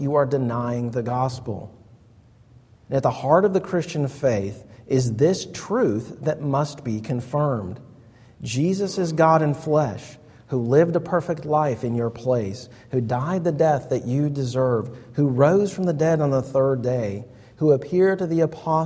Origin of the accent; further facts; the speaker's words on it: United States; us as American pragmatists